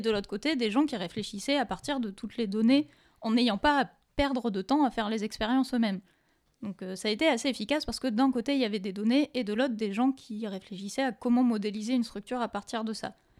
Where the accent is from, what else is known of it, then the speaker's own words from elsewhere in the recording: France; on peut se, glorifier un peu de ça en tant que Français